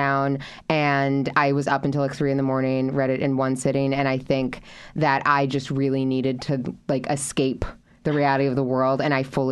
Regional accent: West Coast, United States; I'm from the West Coast

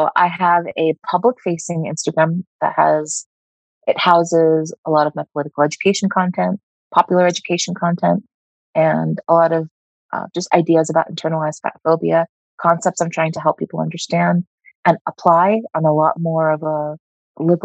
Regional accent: United States; As an Indian American who was part of the diaspora, who has some family in the U.S.

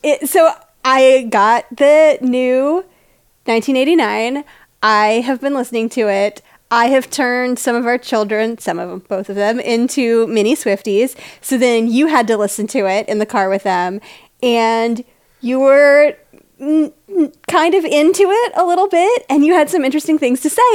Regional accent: Tennessee, United States; moved away as an adult; also born or lived in Indiana; I grew up in Tennessee

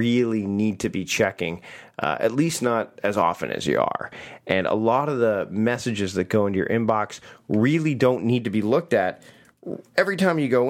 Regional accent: Canada; As a Canadian

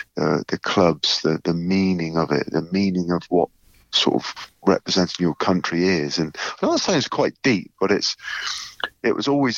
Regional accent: South West England, United Kingdom; You're growing up in Cornwall, growing up on that family farm, and I cared deeply about the game.

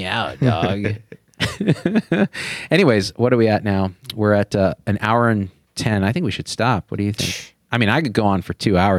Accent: Central Valley, California, United States; I grew up in the Central Valley of California around a lot of white people.

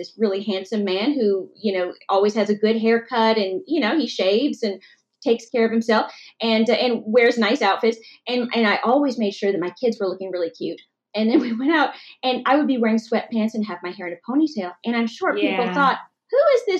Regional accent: Massachusetts, United States; moved away as an adult; also born or lived in Temple, Texas / Texas; Was born in Texas, and I was born actually in Temple, and then was brought up for a long time in Massachusetts

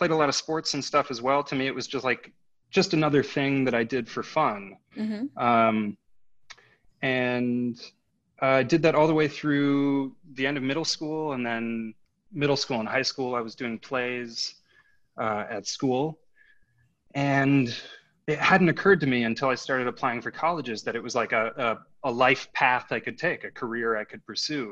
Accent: Minneapolis, Minnesota, United States; now in California, United States; I'm from Minneapolis, Minnesota

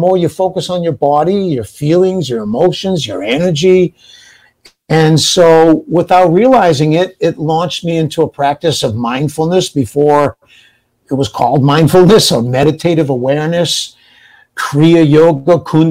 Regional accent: New Bedford, Massachusetts, United States; I was raised in New Bedford, Massachusetts

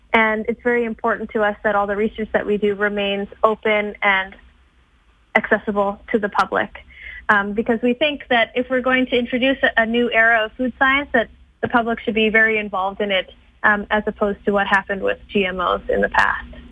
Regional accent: Edmonton, Alberta, Canada; I grew up in Edmonton.

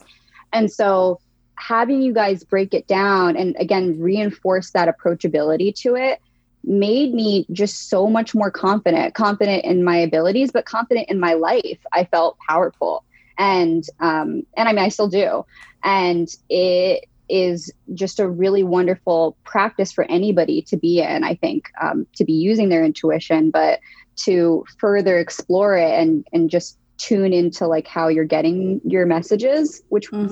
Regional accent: Newark, Delaware, United States; now in Philadelphia, United States; I am originally from Newark, Delaware. That's where I grew up.

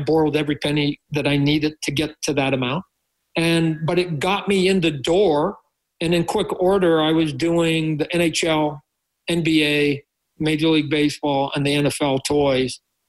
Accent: Canada; I think I am that Canadian to a point, right?

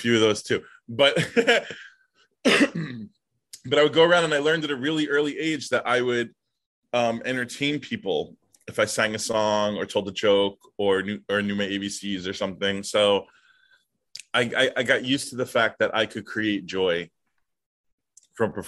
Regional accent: New York City, New York, United States; the street that I was born on

